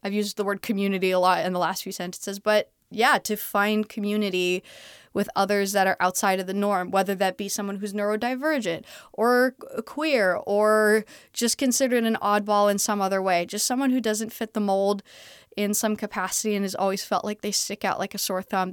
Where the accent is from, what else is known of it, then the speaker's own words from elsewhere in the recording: Canada; also born or lived in Texas; now in Los Angeles, United States; I'm Canadian.